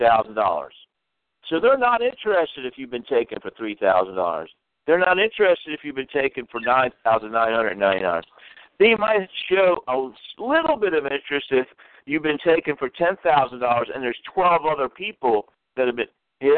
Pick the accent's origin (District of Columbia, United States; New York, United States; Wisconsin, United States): District of Columbia, United States; Washington; moved away; I'm originally from Washington, D.C.